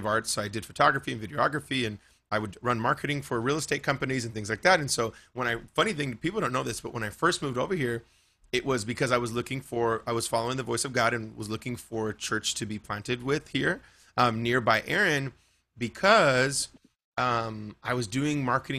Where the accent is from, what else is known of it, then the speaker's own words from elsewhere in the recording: Bakersfield, California, United States; Yeah, that's my hometown. Yeah, born and raised.